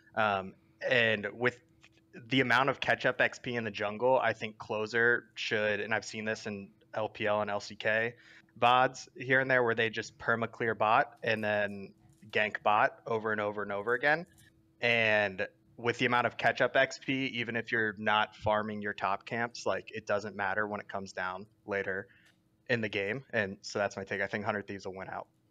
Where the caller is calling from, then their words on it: Los Angeles, California, United States; I'm calling from Los Angeles